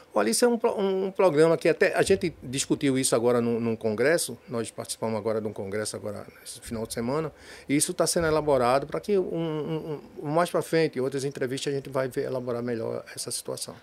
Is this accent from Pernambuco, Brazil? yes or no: yes; Recife, Pernambuco, Brazil; also born or lived in Olinda; now in Jaboatão dos Guararapes, Brazil; Eu sou nascido em Recife, sou, depois de muitos anos fui morar em Olinda. E depois, agora, estou morando há muito, 20 anos em Jaboatão dos Guararapes